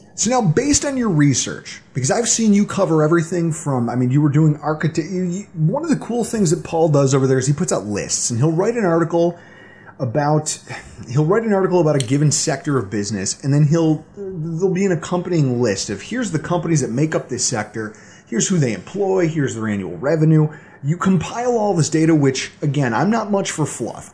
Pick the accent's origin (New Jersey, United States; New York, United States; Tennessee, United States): New York, United States; Buffalo; my hometown if the same thing were to happen here in Buffalo